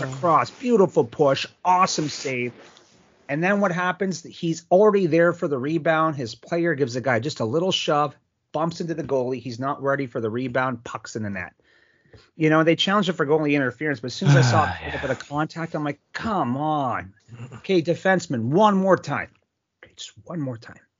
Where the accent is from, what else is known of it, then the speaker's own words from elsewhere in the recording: Sault Ste. Marie, Ontario, Canada; I grew up in Sault Ste. Marie, Ontario